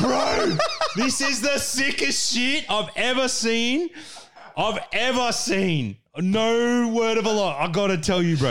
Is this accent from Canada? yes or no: no; Australia; we are all Australian people